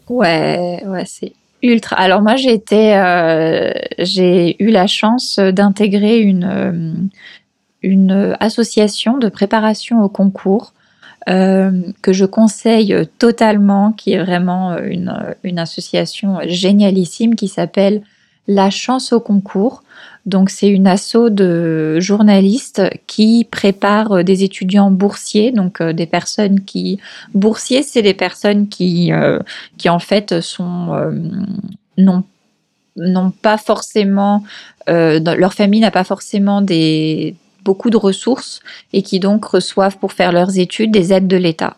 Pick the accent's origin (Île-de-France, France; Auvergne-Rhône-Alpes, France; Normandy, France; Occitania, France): Île-de-France, France; Paris region; moved away as an adult; now in Lima, Peru; je suis française. j'ai grandi en région parisienne